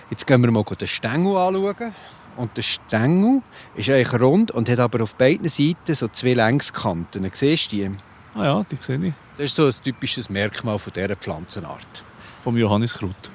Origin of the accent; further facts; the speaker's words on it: Switzerland; Also bei uns in der Schweiz